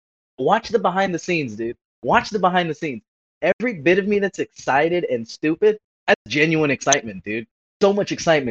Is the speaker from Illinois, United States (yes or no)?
no; Antelope Valley, Los Angeles County, California, United States; I came from the Antelope Valley, the like ass crack of Los Angeles County.